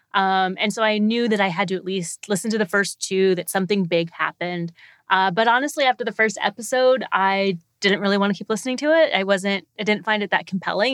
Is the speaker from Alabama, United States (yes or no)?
no; Texas, United States; when I was a kid, I grew up in Texas